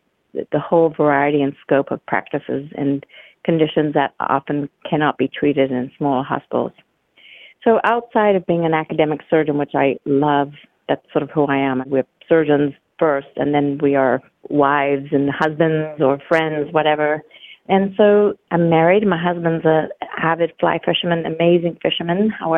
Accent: Zimbabwe; also born or lived in United States; I was born and raised outside of America, and albeit I was born to American parents, and I have lived all over the world, all the continents but Antarctica. I developed an interest in medicine as a child growing up on a farm in Zimbabwe.

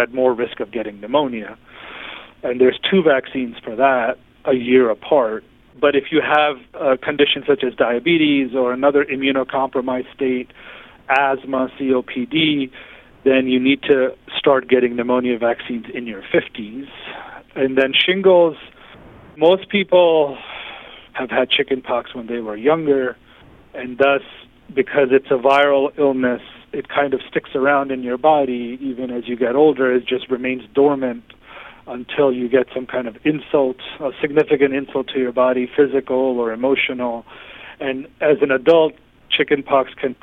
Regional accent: New York City, New York, United States; I was pretty much born and raised in the New York City area

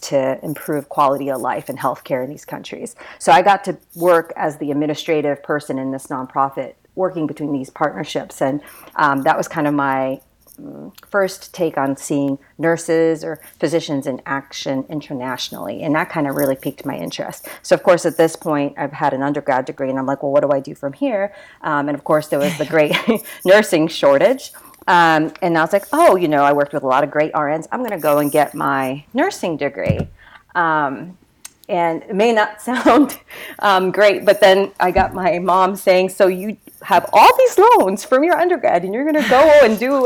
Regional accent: Japan; moved away as an adult; also born or lived in Memphis, Tennessee / Alaska; now in Riverside, Missouri, United States; I'm part Japanese. I grew up in Japan. I went to an international school.

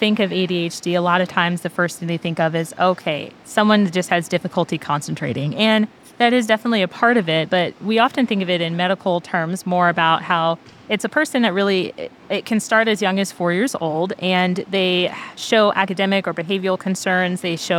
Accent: Pennsylvania, United States; also born or lived in Germany; I was born overseas in Germany, but went to high school in Pennsylvania

